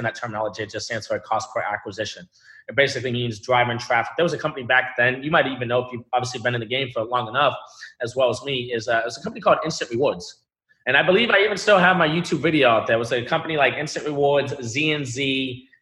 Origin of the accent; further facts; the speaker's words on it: Boston, Massachusetts, United States; I was born in Boston, Massachusetts.